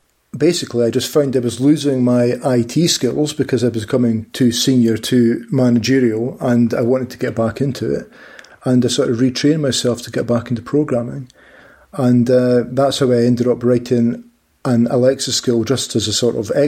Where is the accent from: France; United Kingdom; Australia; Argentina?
United Kingdom; Dundee, Scotland; I'm actually from Dundee. That's the city that I'm from